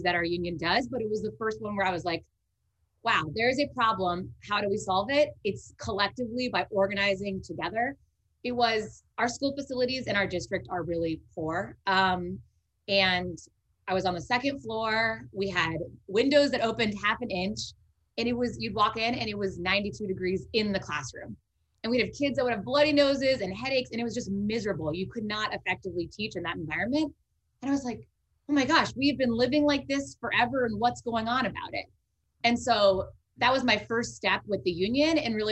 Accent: Bay Area, California, United States; I am from the Bay Area, not from Richmond

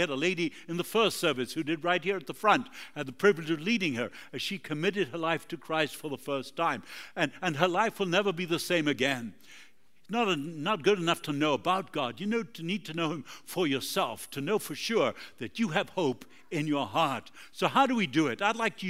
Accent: Argentina; also born or lived in Uruguay; That's where I'm from. I was born in Uruguay, grew up in Argentina.

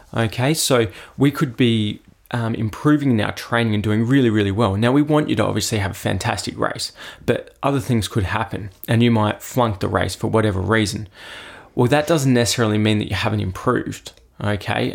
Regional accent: Adelaide, South Australia, Australia; I actually grew up, obviously, locally, so just over in, uh, Royston Park, which isn't far from Saint Peter's in Adelaide

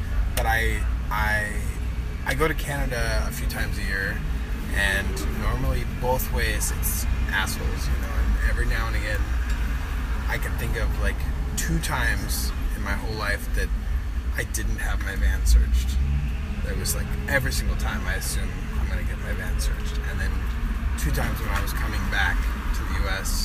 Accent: California, United States; also born or lived in Europe; growing up in California

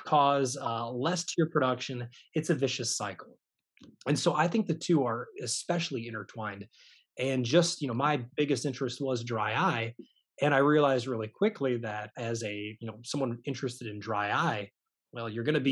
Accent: Michigan, United States; now in Baton Rouge, United States; I am not originally from Louisiana. I'm actually from Michigan, the Midwest

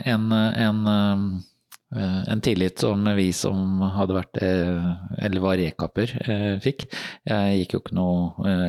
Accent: Fredrikstad, Østfold, Norway; Og jeg er jo fra Fredrikstad, så det var 15 minutter å sykle til, eh, til kaserna.

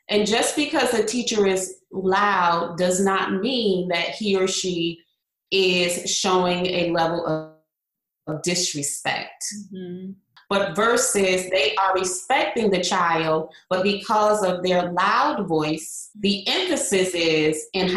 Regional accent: Hartford, Connecticut, United States; now in Florida, United States; I am originally from Hartford, Connecticut, And I currently live in the Sunshine State of Florida

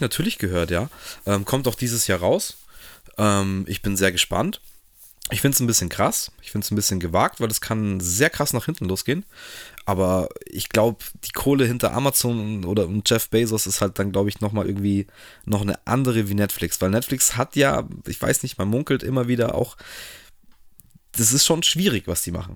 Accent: Germany; selber als Deutscher

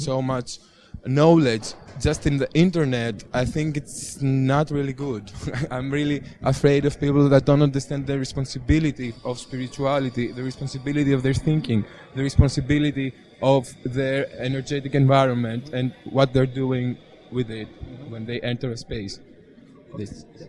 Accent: Greece; moved away; I come from Greece. Uh, we are pretty super religious there

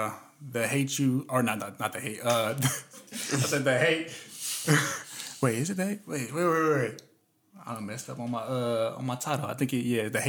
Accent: Highland, California, United States; also born or lived in Inglewood / San Bernardino / Beaumont; we moved to San Bernardino. So I really rep Highland because I was brought up in that area all the way up to age 16, and then I moved to Beaumont after that.

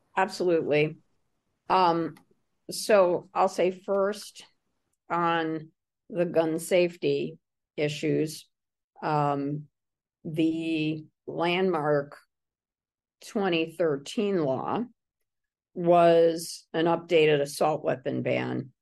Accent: Middletown, Connecticut, United States; my hometown of Middletown

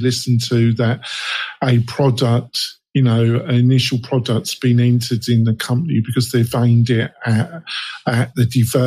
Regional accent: England, United Kingdom; also born or lived in West Coast, United States; now in United States; I'm English. I live in America, Adam, on the West Coast.

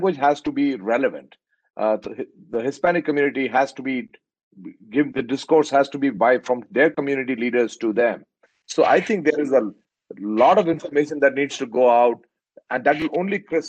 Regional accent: India; now in United States; I'm an Indian

